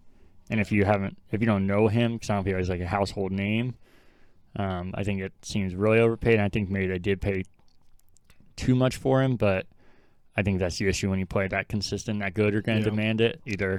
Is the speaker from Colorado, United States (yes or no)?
yes; Colorado, United States; being a lifelong Denver fan and growing up in Colorado